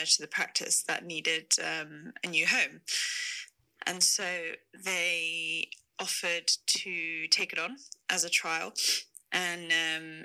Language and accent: English; South Africa; when we were growing up in South Africa